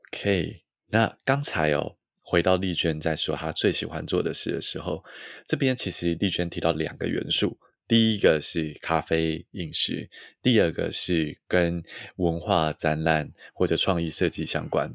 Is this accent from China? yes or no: no; Taiwan; 作为台湾人，我们这种以，呃，中文、国语或者是甚至台语为母系来说